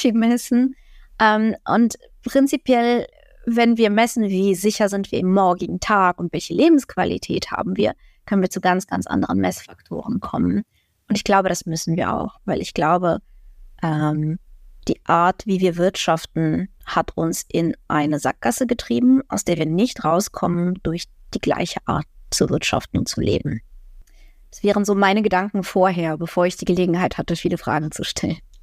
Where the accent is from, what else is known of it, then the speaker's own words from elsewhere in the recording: Ukraine; now in Germany; Als Ukrainerin kann ich darüber lachen